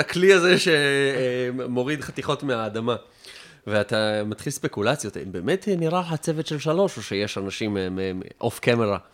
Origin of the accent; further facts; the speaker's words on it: Afula, Northern District, Israel; moved away; also born or lived in Tel Aviv; אני מעפולה, אני מעפולה הרגילה, לא גבעת